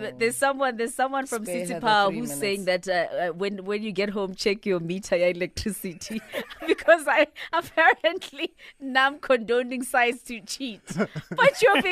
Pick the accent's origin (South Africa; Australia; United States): South Africa; Siyabuswa, Mpumalanga; I am from Siyabuswa.